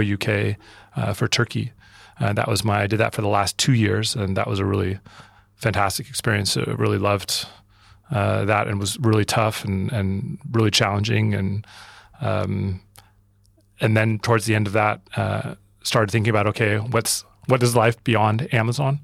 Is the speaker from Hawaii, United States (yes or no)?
no; Oregon, United States; moved away as an adult; also born or lived in San Diego / New York; I grew up in Oregon.